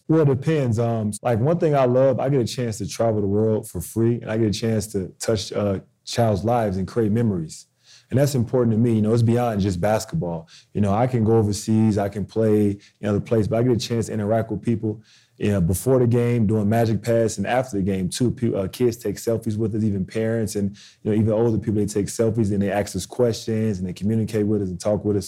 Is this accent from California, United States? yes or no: no; Chicago, Illinois, United States; moved away; I grew up in Chicago